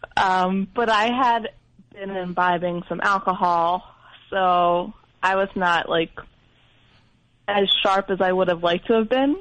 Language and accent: English; Philadelphia, Pennsylvania, United States; I'm from Philadelphia